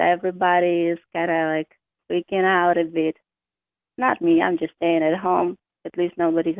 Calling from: Kharkiv, Kharkiv Oblast, Ukraine; I'm calling from Kharkiv.

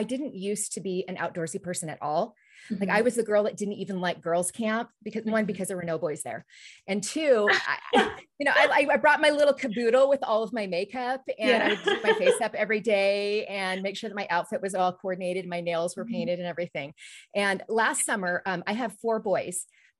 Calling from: McCall, Idaho, United States; I live in the beautiful mountain resort community of McCall, Idaho.

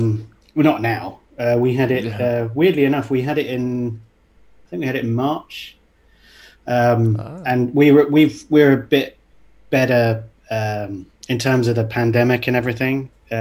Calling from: Dubai, United Arab Emirates; I'm in Dubai in the UAE.

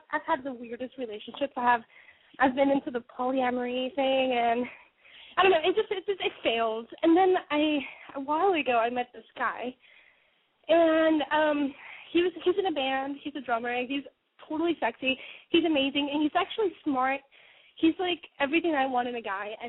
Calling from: Sacramento, California, United States; I'm calling from Sacramento

